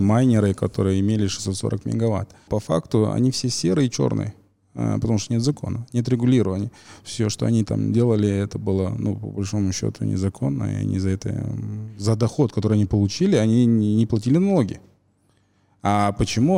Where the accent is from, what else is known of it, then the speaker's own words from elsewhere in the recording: Kazakhstan; мы, казахи